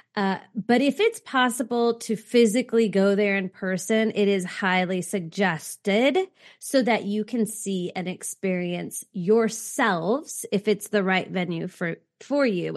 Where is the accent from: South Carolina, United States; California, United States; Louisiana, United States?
California, United States; growing up in California